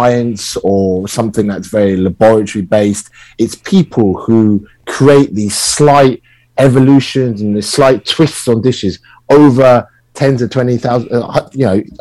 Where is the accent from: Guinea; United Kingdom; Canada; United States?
United Kingdom; I am British-born Chinese. So I've navigated my own culture through the lens of growing up in the UK